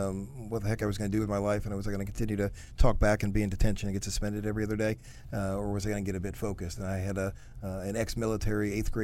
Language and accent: English; Port Washington, Wisconsin, United States; now in Washington, United States; I grew up in a town called Port Washington, Wisconsin, which is just north of Milwaukee.